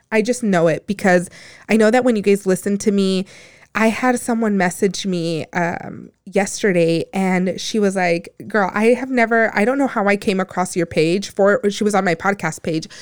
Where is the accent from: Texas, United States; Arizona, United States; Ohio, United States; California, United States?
Arizona, United States; Phoenix; also born or lived in Empalme, Sonora, Mexico / Guaymas, Sonora, Mexico; I was born in, in Palme Sonora, Guaymas, but I was raised here. I was raised in South Phoenix